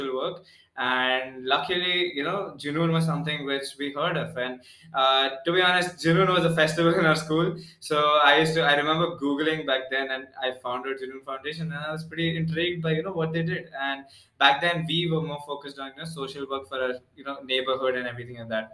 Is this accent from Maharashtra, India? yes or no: yes; Pune, Maharashtra, India; because we're from Pune, Mumbai is like, a brother city for us.